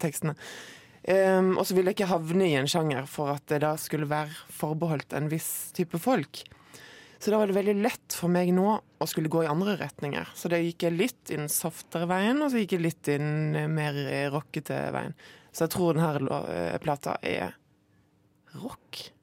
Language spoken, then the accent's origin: Norwegian; Moi, Rogaland, Norway; på Moi, der jeg kommer fra.